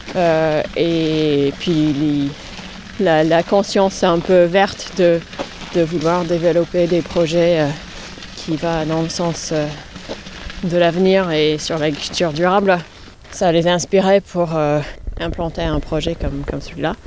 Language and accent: French; New York, United States; now in Sarthe, France; je suis originaire de New York, la grosse pomme